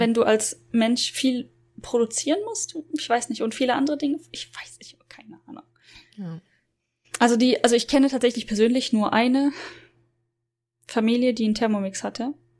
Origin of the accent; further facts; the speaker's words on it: Germany; als, als Deutsche